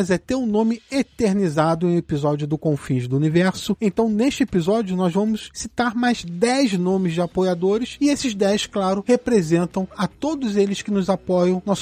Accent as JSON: {"language": "Portuguese", "town": "Porto Alegre", "region": "Rio Grande do Sul", "country": "Brazil", "also_born_or_lived": "Pelotas", "said": "De Porto"}